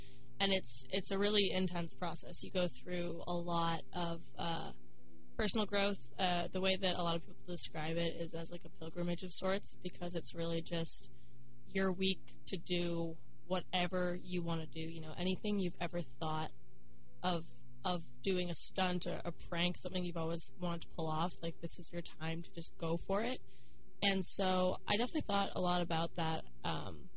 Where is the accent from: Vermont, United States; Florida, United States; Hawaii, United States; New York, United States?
New York, United States; Westchester; moved away as an adult; now in Stanford, United States; I'm from Westchester, New York, which is just a little bit outside the city